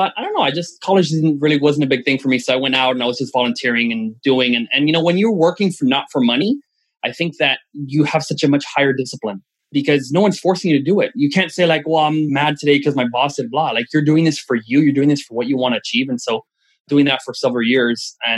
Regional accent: Venezuela

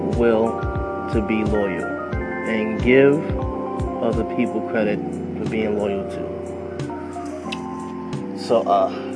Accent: New York City, New York, United States; I'm born and raised in Queensbridge.

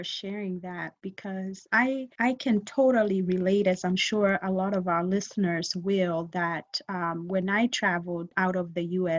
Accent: Kenya; also born or lived in England; now in United States; I'm just going to be Kenyan again. So I was like, I'm Kenyan.

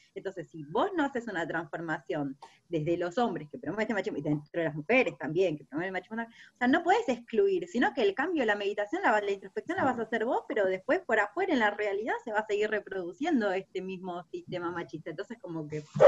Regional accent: Buenos Aires, Argentina; como porteña

